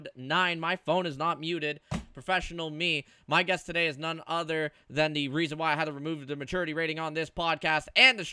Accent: Canada; I'm Canadian

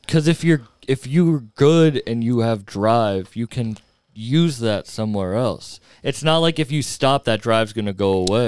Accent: Fitchburg, Massachusetts, United States; where I grew up in Fitchburg

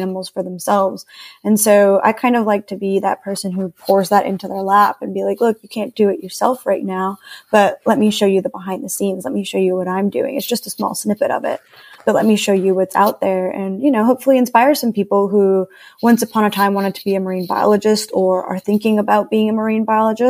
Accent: Puerto Rico; I grew up around the ocean, so I'm from Puerto Rico, which is a Caribbean island.

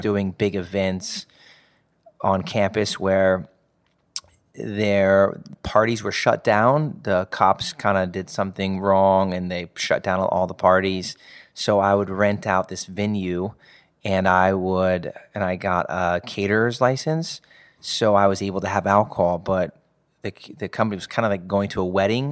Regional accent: Indianapolis, Indiana, United States; Grew up in, uh, the south side of, of Indianapolis.

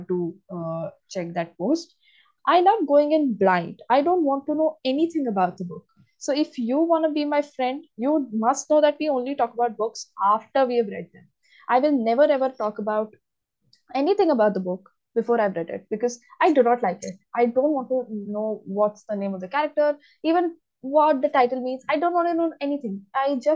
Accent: India; I'm from India, and I am an English literature student

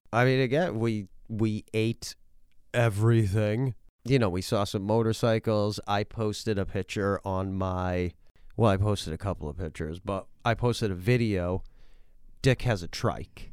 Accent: Massachusetts, United States; moved away; also born or lived in New Hampshire; where I grew up in Massachusetts

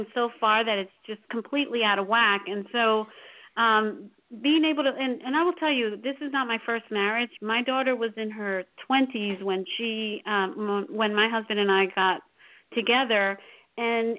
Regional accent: New York, United States; now in New Jersey, United States; I was born and raised in New York and then moved to Jersey

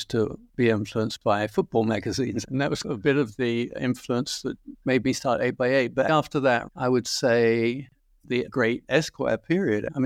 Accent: London, United Kingdom; Well, yes. Yes, West London. Uh, it was quite near Heathrow. It was a very quiet, sleepy town, to be quite frank.

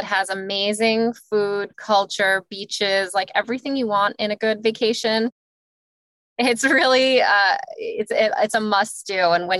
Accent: Long Island, New York, United States; also born or lived in Greece; I grew up in Long Island, New York, and then also spent all my summers in Greece. So definitely a Greek American kid that's kind of split their life, their youth between both countries.

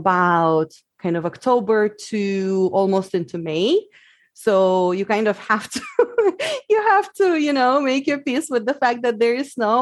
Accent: Siberia, Russia; English is a second language; moved away as an adult; also born or lived in New Zealand; now in Seattle, United States

